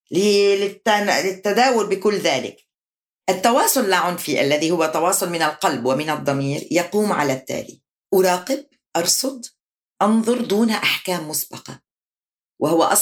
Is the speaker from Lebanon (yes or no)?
yes; Lebanon; هي انتماءاتي أنا لبنانية أنا عربية